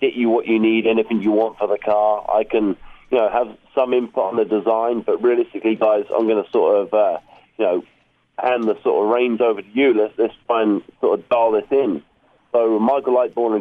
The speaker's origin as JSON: {"language": "English", "region": "England", "country": "United Kingdom", "said": "I'm from England"}